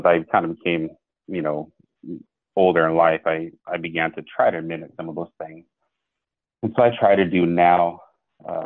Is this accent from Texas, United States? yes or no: no; Northwest Montana, United States; moved away as an adult; also born or lived in Washington; I was born and raised in Northwest Montana